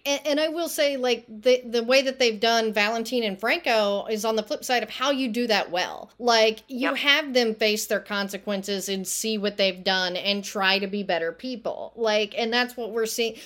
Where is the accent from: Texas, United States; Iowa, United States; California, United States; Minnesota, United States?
Texas, United States; I'm from Texas